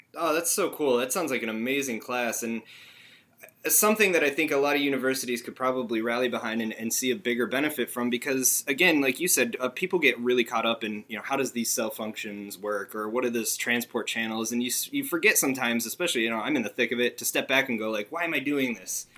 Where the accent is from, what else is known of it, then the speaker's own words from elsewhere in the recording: northeastern Pennsylvania, United States; moved away; I myself grew up in northeastern Pennsylvania for a little bit